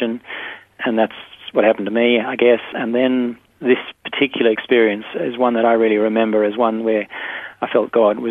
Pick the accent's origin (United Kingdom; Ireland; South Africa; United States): South Africa; now in Perth, Australia; I grew up in South Africa. I grew up on a cattle farm